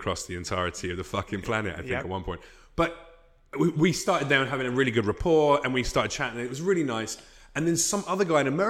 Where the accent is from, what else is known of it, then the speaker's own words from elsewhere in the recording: Australia; accent: Australian; Yeah, he heard my accent.